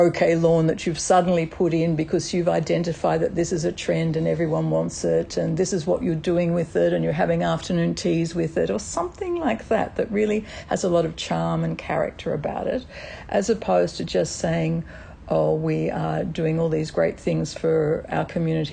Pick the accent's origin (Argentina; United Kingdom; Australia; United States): Australia; as an Australian